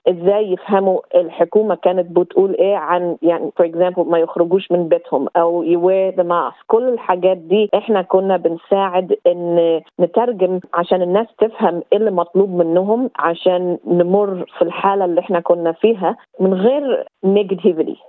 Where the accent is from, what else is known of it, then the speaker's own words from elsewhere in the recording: Egypt; now in Australia; من مواليد أو أصل مصري